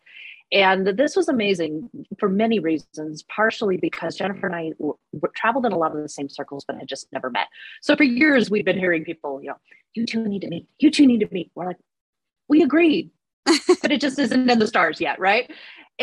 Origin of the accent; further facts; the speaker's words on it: Alaska, United States; now in Reno, United States; I was actually born and raised in Alaska